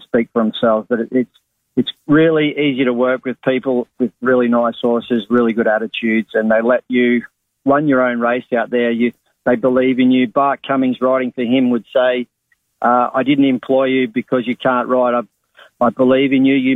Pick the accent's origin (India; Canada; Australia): Australia; Kangaroo Island, South Australia; my hometown cup in Kangaroo Island